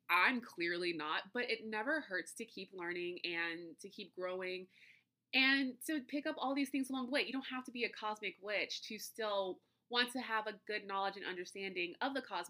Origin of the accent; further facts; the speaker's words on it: the South, United States; Trust me, I get it. I'm from the South. I get it.